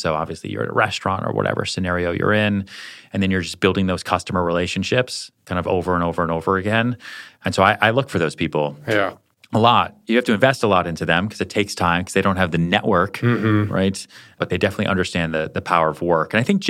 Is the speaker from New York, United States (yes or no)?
no; Colorado, United States; I'll do a house tour of the house that I grew up in Colorado, put my parents on camera